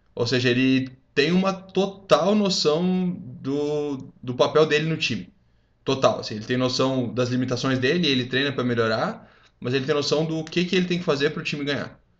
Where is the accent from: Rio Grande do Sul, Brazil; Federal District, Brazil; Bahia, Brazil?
Rio Grande do Sul, Brazil; moved away; eu fui ter é. contato com isso quando eu saí do Rio Grande do Sul, porque, mano, pra gente no Rio Grande do Sul isso não é comum